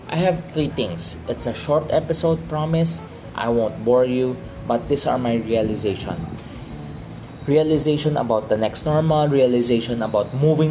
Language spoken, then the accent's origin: English; Philippines; by blood I am Chinese, but by culturally I am a Filipino.